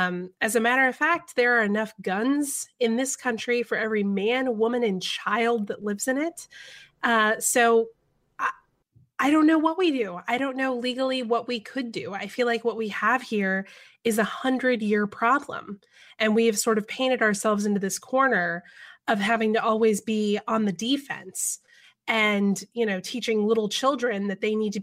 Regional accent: the South, United States; I grew up in the South.

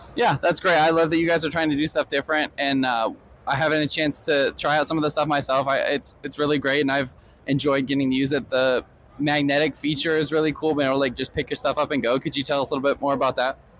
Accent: Ohio, United States; I am from Ohio

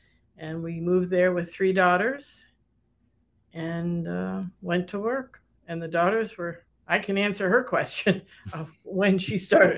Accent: Saratoga Springs, New York, United States; my hometown, Saratoga, and which is a very seasonal place.

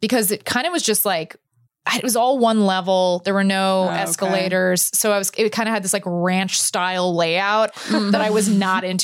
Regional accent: Dallas, Texas, United States; I grew up in Dallas, Texas, and the main mall that was closest to my house was North Park Center

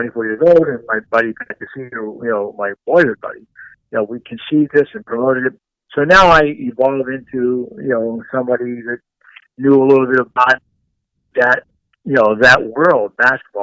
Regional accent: Pittsburgh, Pennsylvania, United States; When I was a 24-year-old kid in Pittsburgh, Pennsylvania

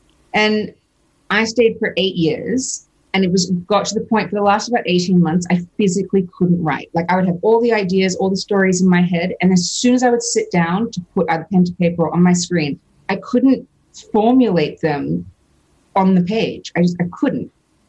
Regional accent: Australia; Because I'm Australian, so I had to sell something to get a visa to be able to live there permanently and earn money.

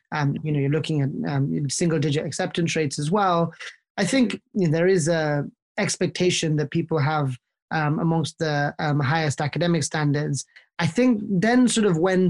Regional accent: London, United Kingdom; also born or lived in Oxford; I was born and raised in London in the United Kingdom

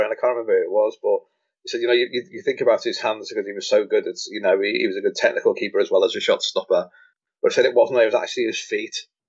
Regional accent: Liverpool, North West England, United Kingdom; And Scousers are very, very sort of dismissive of England. I certainly am.

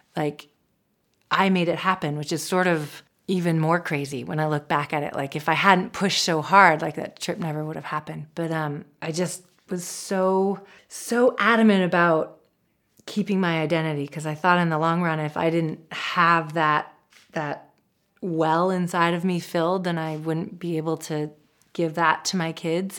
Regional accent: Seattle, Washington, United States; I grew up in Seattle.

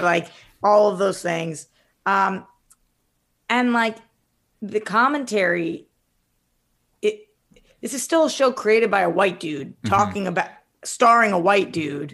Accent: Boston, Massachusetts, United States; I'm from Boston, most of my family's from Jersey

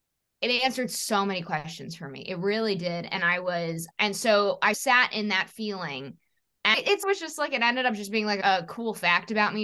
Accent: New York City, New York, United States; I was born in 1988 in New York City

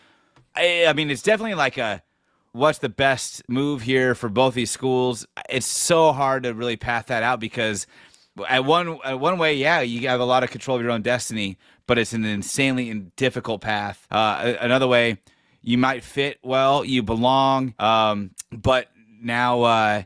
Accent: Bay Area, California, United States; I'm from the Bay Area.

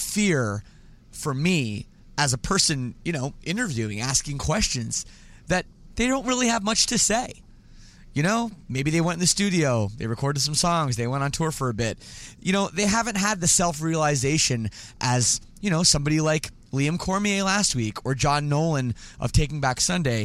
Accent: Toronto, Ontario, Canada; I'm from Toronto area

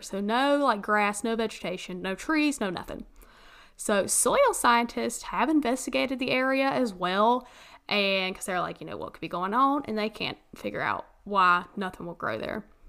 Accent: the South, United States; moved away; my hometown in the mountains

